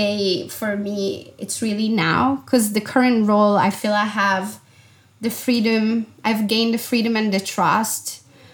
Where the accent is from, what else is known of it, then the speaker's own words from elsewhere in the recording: Italy; moved away as an adult; also born or lived in Milan, Italy / London, United Kingdom; I left home when I was 18 and I never went back. You know, the first travel, unquote, was actually to move from my hometown, which is a small city of 70,000 people